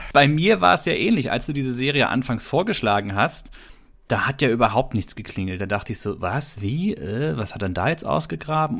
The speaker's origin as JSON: {"language": "German", "region": "Baden-Württemberg", "country": "Germany", "tie": "born or raised there", "said": "wir hier im heimischen Baden-Württemberg in Süddeutschland, wo ich groß geworden bin"}